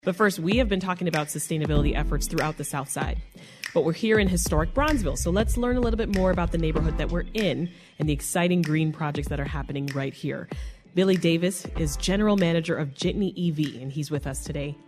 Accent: Jamaica; now in Chicago, United States; I grew up in Jamaica, so I grew there up taking those buses

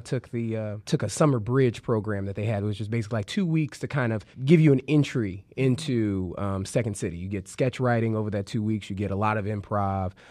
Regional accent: Chicago, Illinois, United States; I'm from the South Side of Chicago, still live on the South Side of Chicago

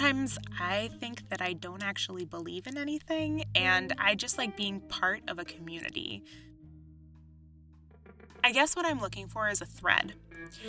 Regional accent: East Coast, United States; moved away as an adult; also born or lived in Washington, D.C.; now in Chicago, United States; I grew up on the East Coast, going to synagogue and going to Sunday school

